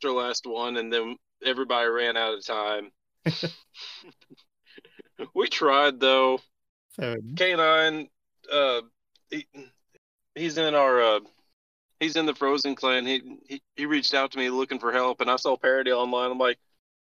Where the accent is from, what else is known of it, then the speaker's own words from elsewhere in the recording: Kentucky, United States; I'm working on starting up a disc golf shop in my hometown